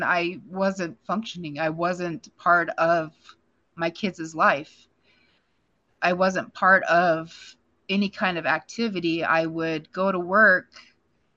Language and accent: English; Powell, Wyoming, United States; I live in Powell, Wyoming. I've been here in Powell since I was a freshman in high school. You know, this is my hometown. This is where I'm from.